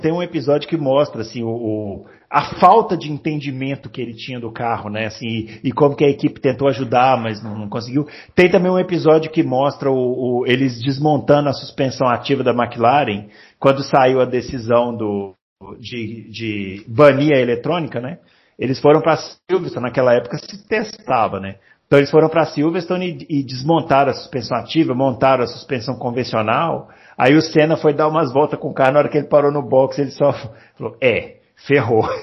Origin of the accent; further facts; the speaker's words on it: Porto Alegre, Rio Grande do Sul, Brazil; born there; eu sou nascido em Porto Alegre, mas só nascido, só, ah. somente nascido.